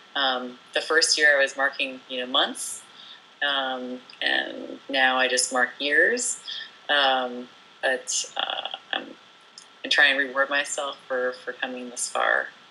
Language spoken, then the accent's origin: English; New Jersey, United States; moved away as an adult; also born or lived in France / Pacific Northwest; I was born in France and raised in New Jersey